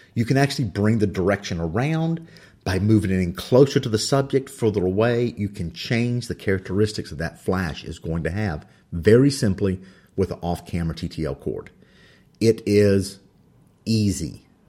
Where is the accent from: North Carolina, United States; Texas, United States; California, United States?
North Carolina, United States; English is my second language. I think I'm doing pretty good of it being from North Carolina.